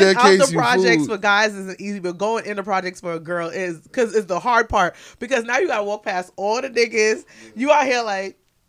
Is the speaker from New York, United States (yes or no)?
yes; New York, United States; Like, for me, if I say I'm from New York, like, it's a real thing.